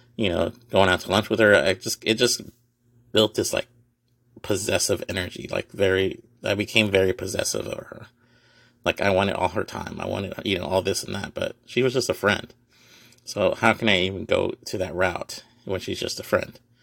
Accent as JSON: {"language": "English", "town": "Houston", "region": "Texas", "country": "United States", "also_born_or_lived": "Dallas-Fort Worth area", "said": "I'm from Houston"}